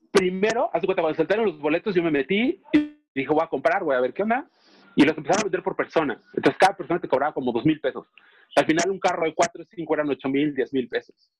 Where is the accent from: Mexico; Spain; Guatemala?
Mexico; Mexico City; nosotros que somos chilangos y sureños